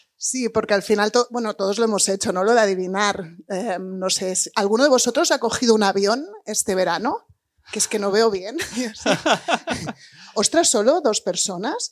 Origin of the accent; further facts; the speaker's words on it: Spain; moved away as an adult; also born or lived in England; emigrar como español, irte a trabajar a un papa a Inglaterra, que es lo que yo he hecho